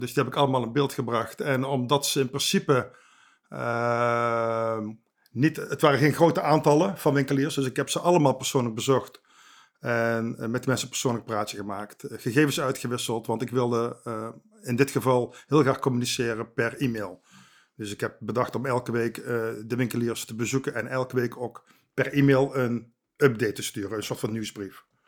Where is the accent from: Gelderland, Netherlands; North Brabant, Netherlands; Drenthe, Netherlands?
North Brabant, Netherlands; Eindhoven; moved away as an adult; also born or lived in the west of the Netherlands; geboren in Eindhoven en sinds ongeveer 7 jaar woonachtig in het Westen